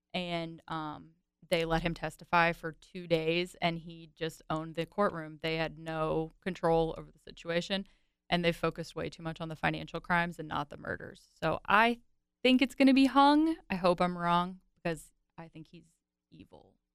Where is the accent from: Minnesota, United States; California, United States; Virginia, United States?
Virginia, United States; growing up in Virginia, I listened to country music heavily in high school